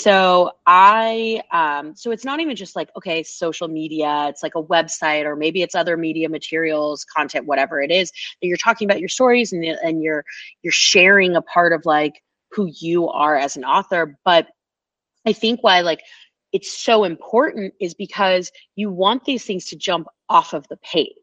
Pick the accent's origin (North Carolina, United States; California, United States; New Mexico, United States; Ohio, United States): California, United States; Oakland; moved away; I'm from Oakland, California originally